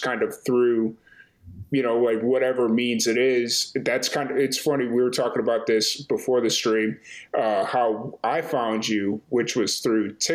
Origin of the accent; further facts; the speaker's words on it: Chicago, Illinois, United States; I'm from Chicago.